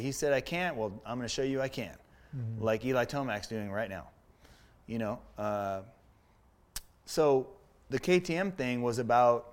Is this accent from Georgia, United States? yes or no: no; Menifee, California, United States; also born or lived in San Francisco, California; when we moved down from San Fran down here to Menifee in 75, I was little. I was like five.